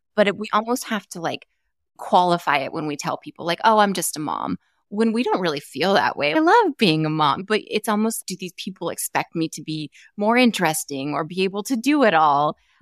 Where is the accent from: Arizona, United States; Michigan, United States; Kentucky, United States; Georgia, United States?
Arizona, United States; I grew up in Arizona.